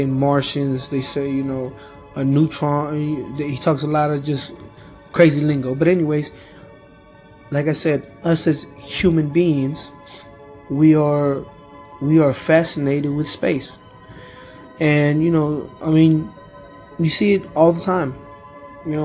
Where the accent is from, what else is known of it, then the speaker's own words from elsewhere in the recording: Peru; I'm from Peru.